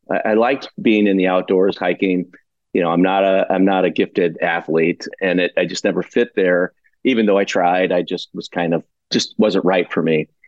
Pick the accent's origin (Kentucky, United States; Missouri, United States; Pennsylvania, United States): Missouri, United States; St. Louis; moved away as an adult; also born or lived in Santa Barbara, California; now in Monterey Bay, United States; in St. Louis, St. Louis, Missouri.